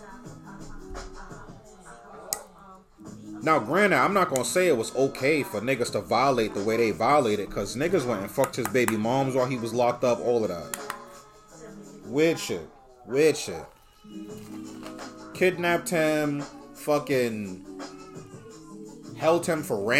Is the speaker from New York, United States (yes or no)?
yes; New York City, New York, United States; I'm from Bushwick. I'm from that part of Brooklyn. I'm from the Bed-Stuy Bushwick area.